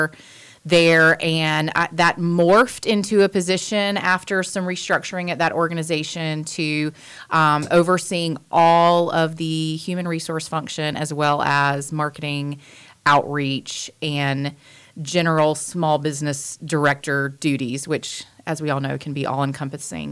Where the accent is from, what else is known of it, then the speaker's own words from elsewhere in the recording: Wilmington, North Carolina, United States; also born or lived in Raleigh, North Carolina / Atlanta, Georgia; I was born in Wilmington. I've lived here most of my life.